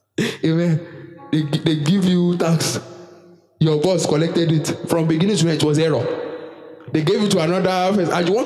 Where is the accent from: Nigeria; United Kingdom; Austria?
Nigeria; I'm a Nigerian citizen by default